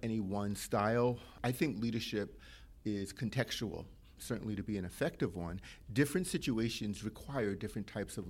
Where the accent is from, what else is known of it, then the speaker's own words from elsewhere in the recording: New York City, New York, United States; now in Hamilton, United States; I am one of nine children, born and raised in Brooklyn